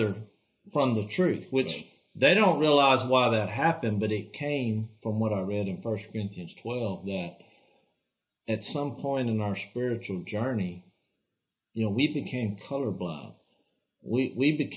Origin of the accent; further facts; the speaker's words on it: Louisiana, United States; here's a family from Louisiana